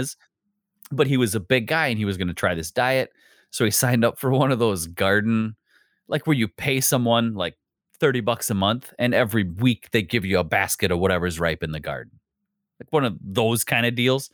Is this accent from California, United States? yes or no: no; Wisconsin, United States; I'm from the Midwest